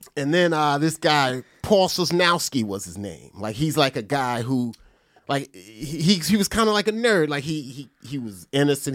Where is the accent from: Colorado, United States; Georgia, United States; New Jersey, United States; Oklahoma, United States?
New Jersey, United States; Perth Amboy; Perth Amboy, New Jersey